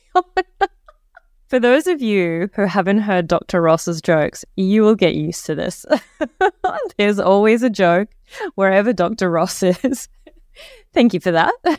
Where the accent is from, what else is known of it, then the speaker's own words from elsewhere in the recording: Egypt; now in Australia; I grew up in Egypt